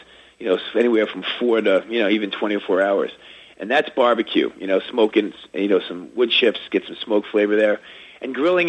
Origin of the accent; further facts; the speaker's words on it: New York City, New York, United States; the flavors of my hometown, New York City